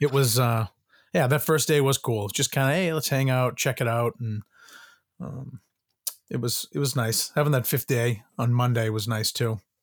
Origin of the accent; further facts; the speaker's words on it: Boston, Massachusetts, United States; I'm from Boston